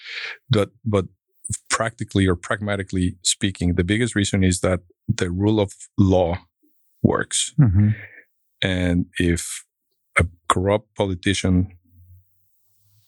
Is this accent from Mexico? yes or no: yes; Mexico; moved away as an adult; also born or lived in Mexico City, Mexico; now in Fort Worth, United States; growing up in Mexico, going to Berkeley.